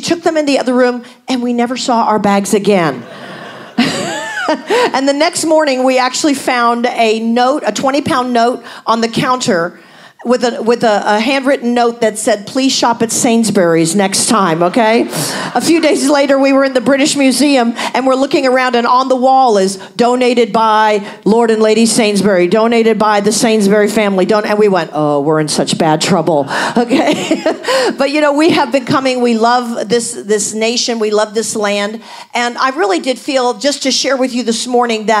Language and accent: English; United States; as an American